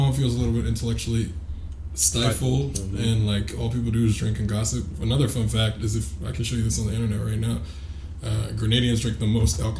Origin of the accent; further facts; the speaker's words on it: Silver Spring, Maryland, United States; moved away; also born or lived in Chicago; I'm from Silver Spring, Maryland. Very proud to be.